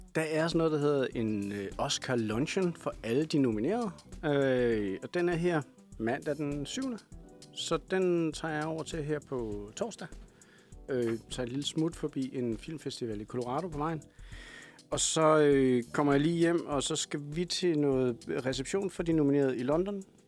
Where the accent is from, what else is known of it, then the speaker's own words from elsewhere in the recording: Kalundborg, Zealand, Denmark; accent: Kalundborg jysk; Jeg kommer fra Kalundborg.